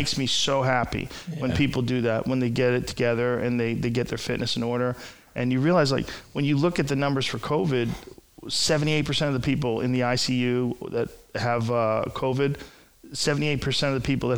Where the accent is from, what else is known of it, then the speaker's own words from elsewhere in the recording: Boston, Massachusetts, United States; moved away; growing up in Boston